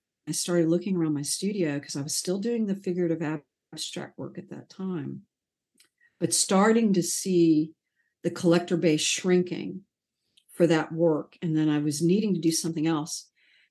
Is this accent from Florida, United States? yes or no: yes; Sarasota, Florida, United States; moved away; also born or lived in Atlanta, Georgia / Chattanooga, Tennessee; Sarasota, the town I grew up in Florida, was also a very grid city